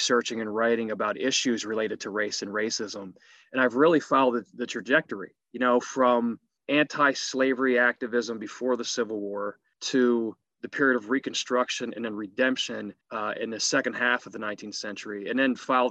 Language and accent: English; Harrisburg, Pennsylvania, United States; also born or lived in Bradford; I was born in Bradford, but raised in Harrisburg, Pennsylvania